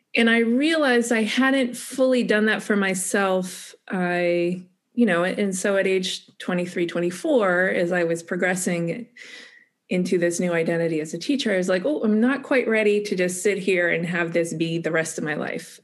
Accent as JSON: {"language": "English", "country": "United States", "said": "especially as an American"}